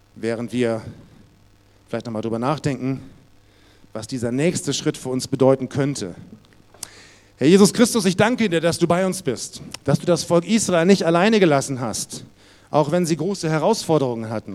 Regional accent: Munich, Bavaria, Germany; bei uns in Bayern, in München war das so, da musste man vorspielen

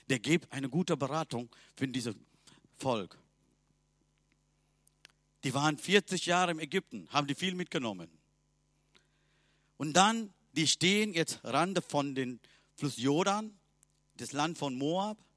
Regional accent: Sri Lanka; German is a second language; Bei uns in Sri Lanka, wir haben 30 Millionen Göttern. Mein Vater hat eigene Gott zu Hause gehabt.

